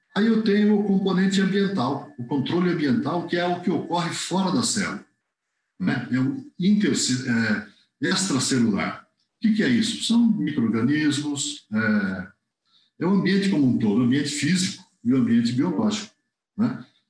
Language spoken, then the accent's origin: Portuguese; Jaguariúna, São Paulo, Brazil; eu sou natural aqui de, de Jaguariúna, né? Região metropolitana de Campinas